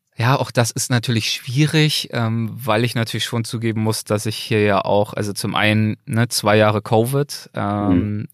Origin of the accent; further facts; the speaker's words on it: Berlin, Germany; now in Los Angeles, United States; Berlin ist der Ort, an dem ich aufgewachsen bin